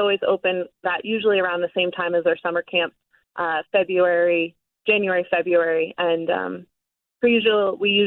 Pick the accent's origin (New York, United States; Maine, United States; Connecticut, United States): New York, United States; moved away as an adult; now in Colorado, United States; I was originally from New York, and I moved out to Colorado in 2017